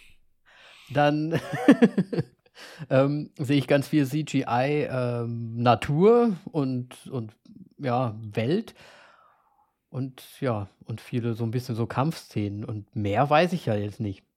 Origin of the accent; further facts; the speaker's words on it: Austria; als Österreicher